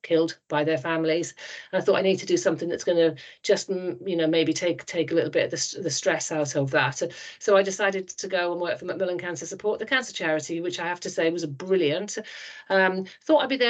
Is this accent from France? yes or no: no; Porthcawl, Wales, United Kingdom; accent: Welsh; moved away as an adult; I was brought up in a place called Porthcawl, which is between Cardiff and Swansea on the coast